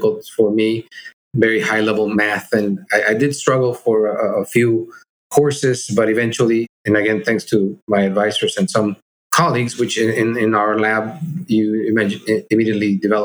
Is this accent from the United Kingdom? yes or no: no; Mexico City, Mexico; also born or lived in Monterrey, Mexico; I grew up in Mexico City